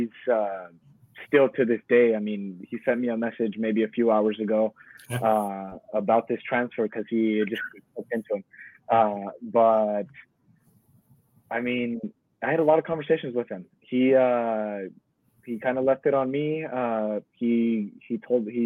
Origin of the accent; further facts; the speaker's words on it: Modesto, California, United States; my hometown series, Modesto